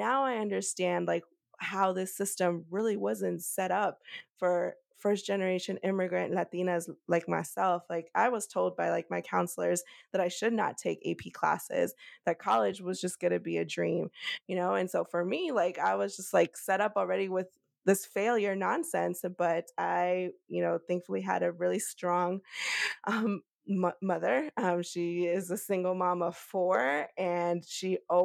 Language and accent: English; Fairfax, Virginia, United States; first language Spanish; English is a second language; also born or lived in Cochabamba, Bolivia; I grew up in Fairfax, Virginia